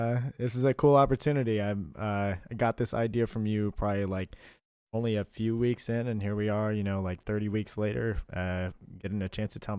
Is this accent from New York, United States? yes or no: yes; New York, United States; born there; also born or lived in Garden Ridge, Texas; So I'm not originally from Texas. I was a military child and born in the state of New York.